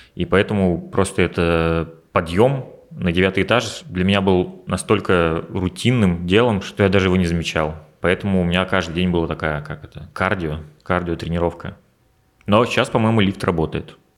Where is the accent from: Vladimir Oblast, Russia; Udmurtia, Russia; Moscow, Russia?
Udmurtia, Russia; moved away as an adult; Я родился в Удмуртии, в маленькой деревне, потом переехал в поселок, потом я перебрался в город, учился там, жил и постепенно двигался с востока на запад